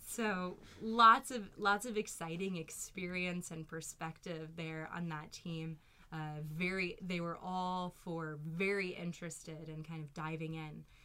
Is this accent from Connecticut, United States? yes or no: no; Louisville, Kentucky, United States; accent: Southern; moved away; also born or lived in New York; grow up in Louisville, so a fairly large city, but I think moving from Kentucky to New York